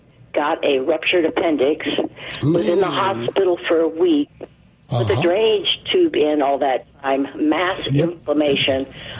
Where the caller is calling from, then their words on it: Idaho, United States; Idaho, where it's 15 degrees and beautiful sunny skies.